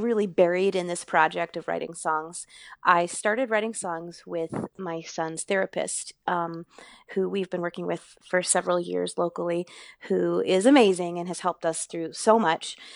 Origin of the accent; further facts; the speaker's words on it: Maine, United States; also born or lived in Boston; I grew up in Maine